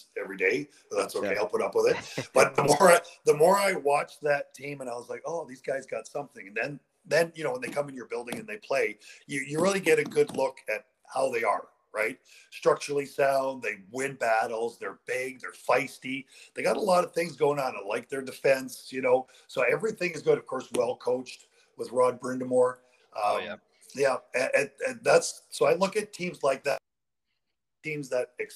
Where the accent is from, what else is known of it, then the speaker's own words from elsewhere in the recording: Western Canada, Canada; I'm from Western Canada.